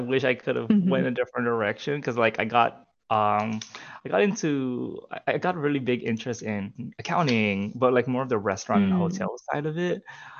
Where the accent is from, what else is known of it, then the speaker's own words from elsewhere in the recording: Philippines; And me being like Filipino Asian, I mean, there's a lot of Filipinos on a cruise ship.